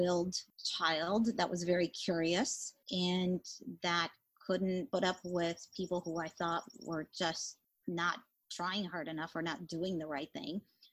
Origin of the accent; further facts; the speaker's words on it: Mexico; also born or lived in Atlanta area, Georgia; now in Atlanta, United States; we didn't have access to a lot of books when I grew up in Mexico